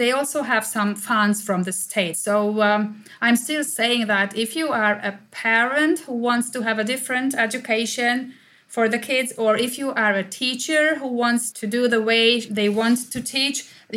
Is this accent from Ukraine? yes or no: no; Hungary; I'm from Hungary.